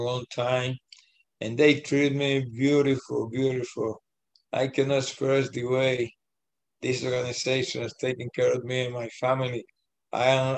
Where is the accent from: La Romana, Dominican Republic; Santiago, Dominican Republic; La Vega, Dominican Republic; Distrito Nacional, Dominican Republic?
Distrito Nacional, Dominican Republic; Santo Domingo; moved away as an adult; I grew up in Santo Domingo, and you know, as a child, playing baseball anytime I get a chance.